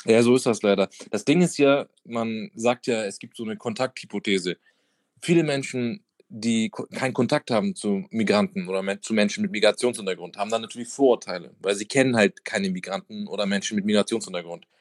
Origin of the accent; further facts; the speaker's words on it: Hamburg, Germany; also born or lived in Madrid; ich bin wirklich so in der Hauptstadt von Bildstedt aufgewachsen